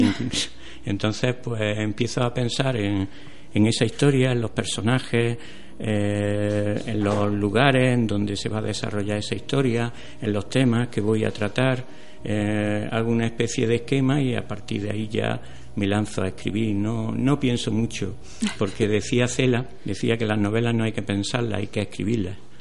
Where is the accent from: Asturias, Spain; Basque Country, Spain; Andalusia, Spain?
Andalusia, Spain; Atarfe; ahora estoy en mi pueblo, en Atarfe